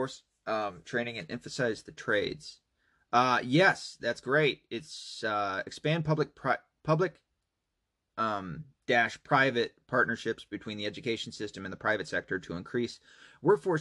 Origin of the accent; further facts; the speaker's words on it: Tennessee, United States; moved away; my hometown, Tennessee. Hometown, home state